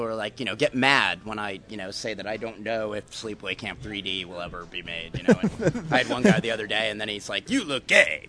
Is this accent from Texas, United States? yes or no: no; New York, United States; now in Colorado, United States; No, I'm a New Yorker. New York.